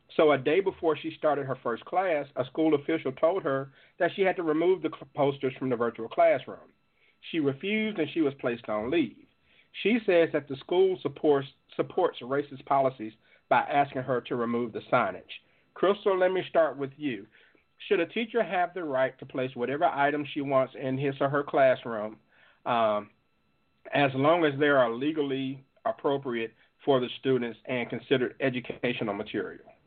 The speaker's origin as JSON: {"language": "English", "town": "Jackson", "region": "Mississippi", "country": "United States", "tie": "born or raised there", "said": "From the 601 area code, my hometown of Jackson, Mississippi"}